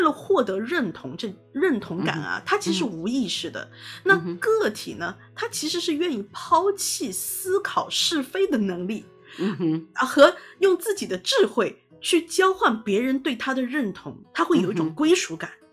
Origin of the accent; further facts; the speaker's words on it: Shanghai, China; 我是在虹口区出生的，所以我对嗯。虹口区特别地有感情